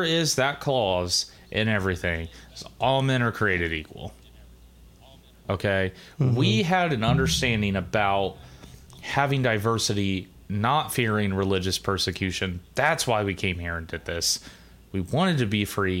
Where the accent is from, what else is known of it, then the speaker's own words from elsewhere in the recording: United States; we're Americans